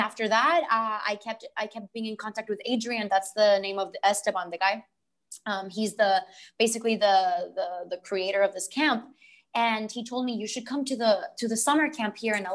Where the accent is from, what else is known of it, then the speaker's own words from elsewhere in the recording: Puerto Rico; moved away as an adult; also born or lived in Los Angeles, United States; I'm from Puerto Rico. I was born and raised here.